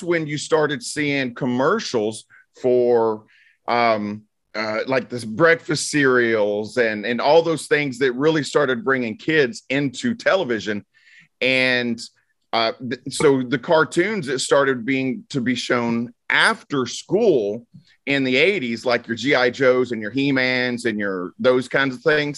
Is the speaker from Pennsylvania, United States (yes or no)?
no; North Little Rock, Arkansas, United States; back in my hometown, the Levy, L-E-V-Y, Levy is the name of the town. Levy Twin Cinema is a little 2-screen movie theater in North Little Rock, Arkansas